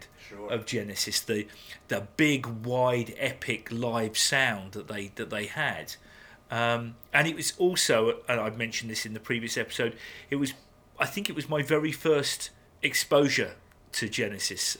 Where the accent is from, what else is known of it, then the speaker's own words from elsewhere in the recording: England, United Kingdom; we English